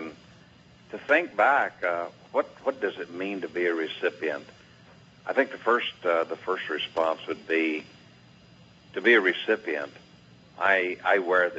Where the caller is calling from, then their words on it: St. Pete Beach, Florida, United States; Calling in from St. Pete Beach, Florida.